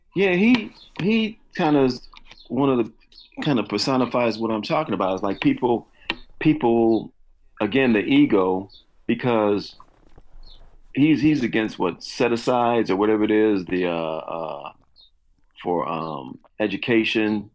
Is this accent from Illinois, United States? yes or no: yes; Chicago, Illinois, United States; I grew up in, yeah, in Chicago, and then the s-, south suburbs, and then back in Chicago.